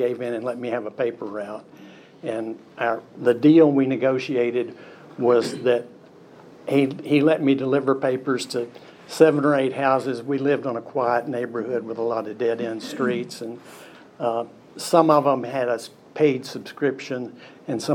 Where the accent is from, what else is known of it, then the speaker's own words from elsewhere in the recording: Cookeville, Tennessee, United States; also born or lived in Macon, Georgia; we wound up in Cookeville, and that's where I grew up